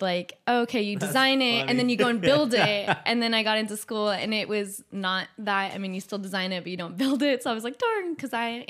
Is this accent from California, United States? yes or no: yes; Madera Ranchos, California, United States; Well, my family, I'm from the Madeira Ranches, and so I grew up on 2.5 acres there. We have orchards. So it was a lot of outdoor plants when I was growing up.